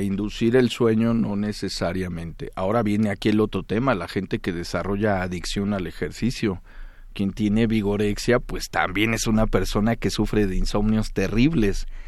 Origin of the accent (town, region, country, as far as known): Mexico